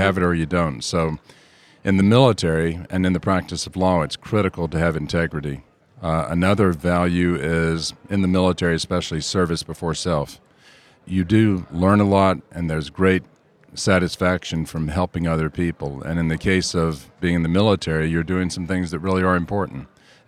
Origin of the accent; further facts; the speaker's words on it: Georgia, United States; I'm from Georgia, and I actually requested an assignment in the southeast or southwest or somewhere overseas.